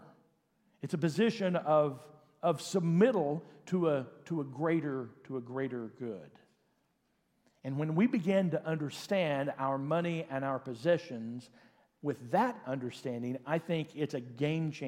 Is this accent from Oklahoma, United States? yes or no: yes; Oklahoma, United States; born or raised there; also born or lived in Enid, Oklahoma